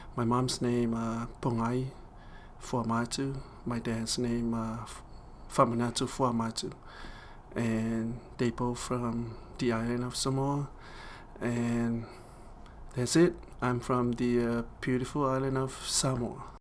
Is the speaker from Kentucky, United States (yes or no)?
yes; Corbin, Kentucky, United States; I was born and raised in Corbin, Kentucky